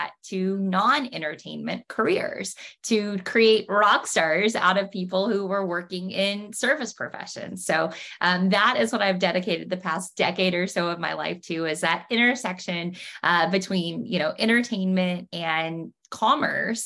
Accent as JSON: {"language": "English", "region": "Oklahoma", "country": "United States", "tie": "born or raised there", "moved": "yes", "lives_now": "Franklin, United States", "said": "I grew up in Oklahoma"}